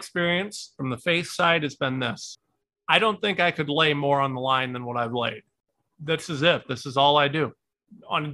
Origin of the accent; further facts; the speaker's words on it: Ohio, United States; I am a nobody from Ohio